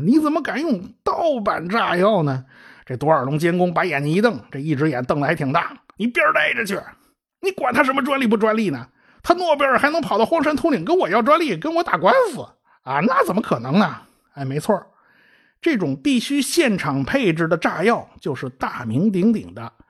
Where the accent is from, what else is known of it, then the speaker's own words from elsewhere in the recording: China; 我们中国人